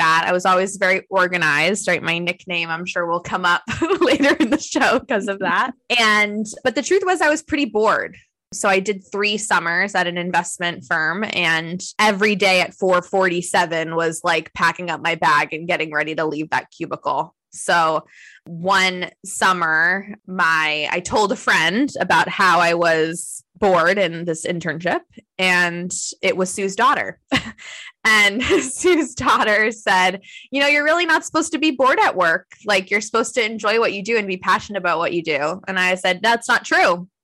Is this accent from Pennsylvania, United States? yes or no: no; South Florida, United States; also born or lived in Massachusetts; we moved to South Florida. And so I spent ages 11 to 18 in South Florida.